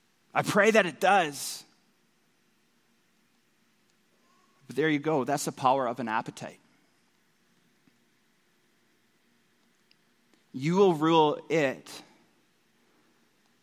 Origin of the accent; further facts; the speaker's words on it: Newfoundland and Labrador, Canada; I grew up in Newfoundland